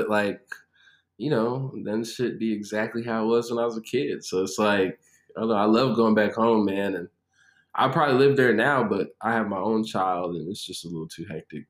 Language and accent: English; Chicago, Illinois, United States; now in Nashville, United States; Well, right now I'm in Cashville, Tennessee. I'm originally from Chicago. I've moved a lot in my life.